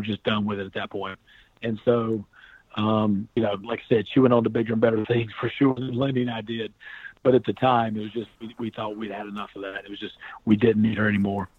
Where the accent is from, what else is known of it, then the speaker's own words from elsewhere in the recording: North Carolina, United States; I'm from North Carolina